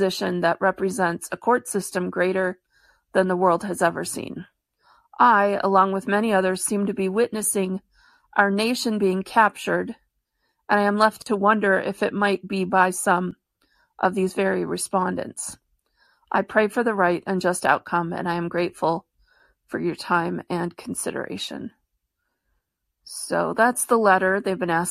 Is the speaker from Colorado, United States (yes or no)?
yes; Colorado, United States; right here in my home state of Colorado